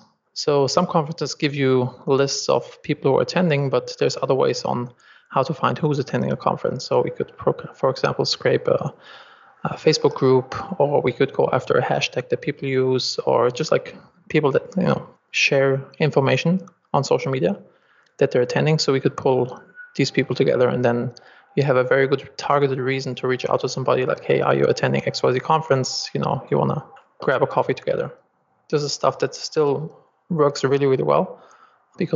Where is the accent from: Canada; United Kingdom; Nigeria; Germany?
Germany; accent: German; English is a second language; moved away as an adult; also born or lived in Los Angeles, United States; I'm originally from Germany, as you can probably hear by my accent, and I moved to Los Angeles